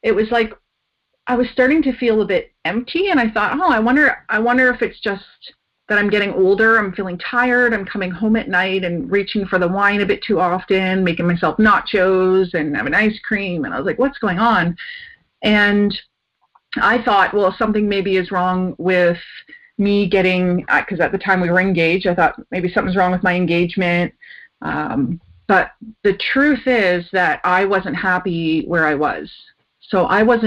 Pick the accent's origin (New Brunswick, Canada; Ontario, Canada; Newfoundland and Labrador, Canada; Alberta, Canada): Ontario, Canada; moved away as an adult; also born or lived in Japan; now in British Columbia, Canada; I grew up in Ontario